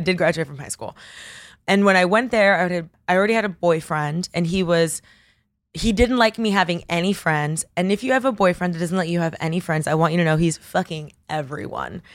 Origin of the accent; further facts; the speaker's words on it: Coral Gables, Florida, United States; also born or lived in Bogota, Colombia; now in New York, United States; I grew up in, at Coral Gables, but Miami is extremely diverse